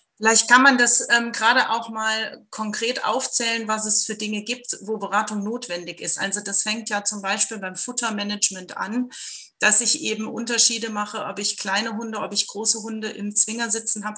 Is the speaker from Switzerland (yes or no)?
no; Germany; wir als Deutsche